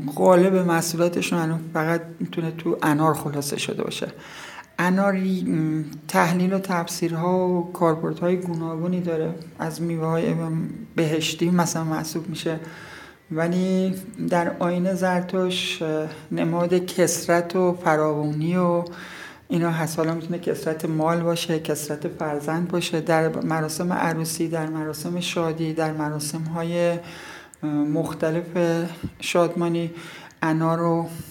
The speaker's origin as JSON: {"language": "Persian", "town": "Taft", "region": "Yazd Province", "country": "Iran", "tie": "born or raised there", "said": "زاده اینجا هستم در روستای مبارکه به دنیا اومدم"}